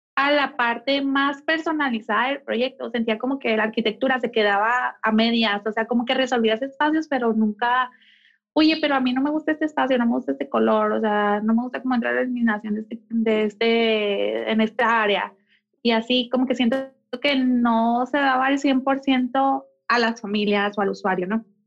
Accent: Mexicali, Baja California, Mexico; moved away as an adult; now in Mexico City, Mexico; nací, crecí y estudié en Mexicali, Baja California

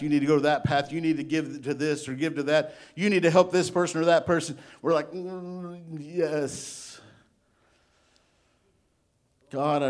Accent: Illinois, United States; now in Arkansas, United States; I'm from Illinois

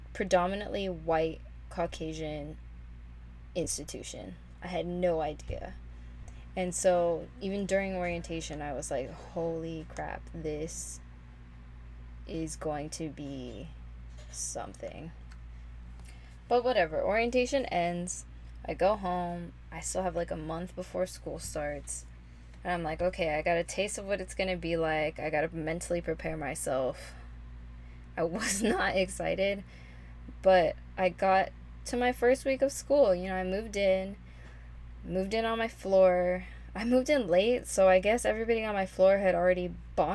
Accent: Los Angeles, California, United States; I grew up in Northeast LA, which is a predominantly Latinx area

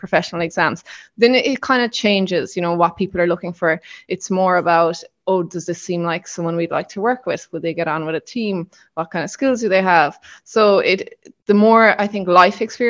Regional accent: Killarney, County Kerry, Ireland; moved away as an adult; also born or lived in Cayman Islands; now in Marbella, Spain; I'm from Kerry originally, from Killarney.

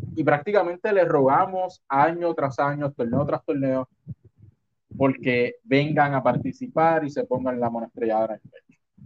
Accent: Puerto Rico

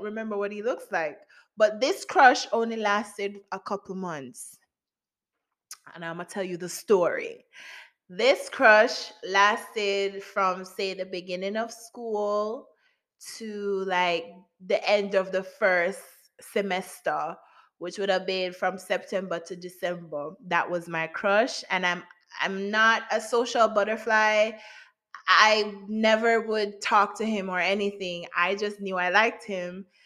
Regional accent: Jamaica; I'm Jamaican, so I went to St. Jude's Primary School

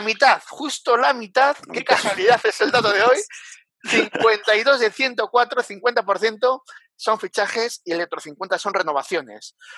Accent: Bilbao, Basque Country, Spain; now in Zaragoza, Spain; mi tierra, ¿eh? Mi Bilbao, mi Cantábrico

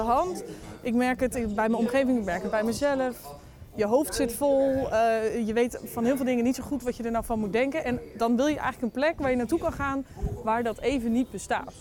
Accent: North Brabant, Netherlands; als je identificeert als Brabander, iets wat ik dan heel erg doe

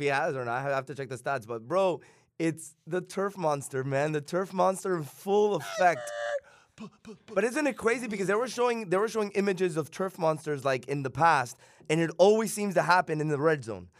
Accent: Miami, Florida, United States; born or raised there

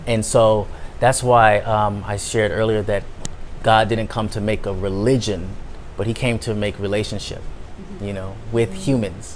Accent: United States; I'm American

